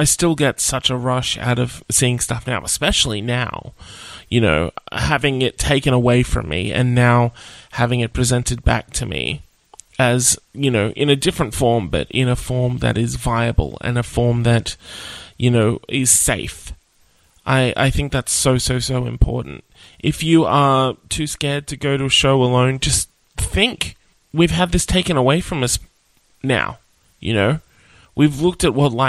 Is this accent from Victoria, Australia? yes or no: no; Nowra, New South Wales, Australia; I grew up in Nowra